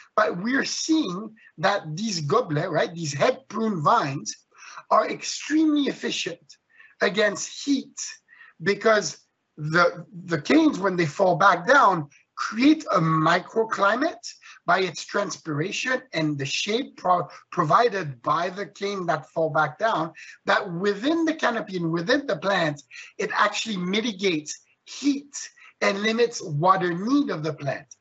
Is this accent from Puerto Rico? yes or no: no; Switzerland; moved away; I was born and raised in Switzerland